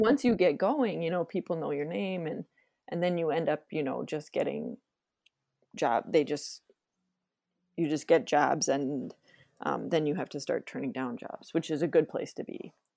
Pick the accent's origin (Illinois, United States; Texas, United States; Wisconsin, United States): Wisconsin, United States; also born or lived in Minnesota; now in Twin Cities, United States; I was born in Minnesota, and then I lived in Wisconsin kind of when I was growing up, and then I went back, came back here for college